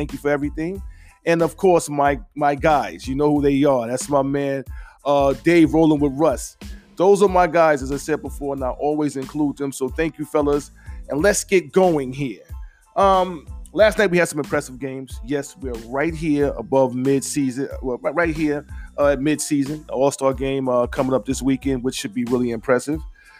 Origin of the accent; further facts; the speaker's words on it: New York, United States; I am a New Yorker